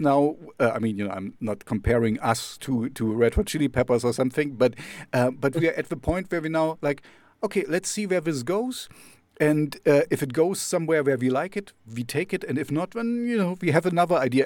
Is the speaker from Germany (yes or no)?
yes; Jena, Thuringia, Germany; I'm, I'm from Jena